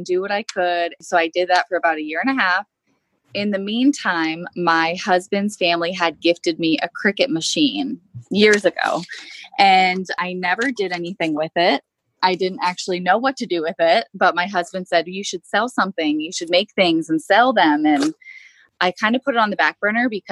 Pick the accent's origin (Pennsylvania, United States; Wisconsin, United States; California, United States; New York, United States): Pennsylvania, United States; Pittsburgh; I'm from the Pittsburgh, Pennsylvania area.